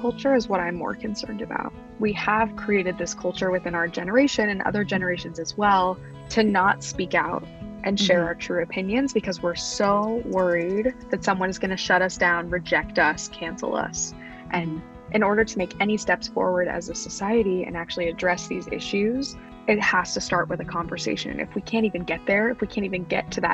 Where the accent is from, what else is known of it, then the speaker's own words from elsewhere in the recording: Wichita, Kansas, United States; moved away as an adult; also born or lived in Pennsylvania; growing up in Kansas was humbling, but also really difficult